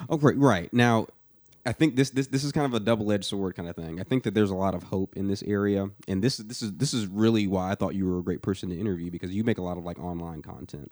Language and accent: English; Atlanta, Georgia, United States; moved away as an adult; now in Nashville, United States; somebody that grew up in the metro Atlanta area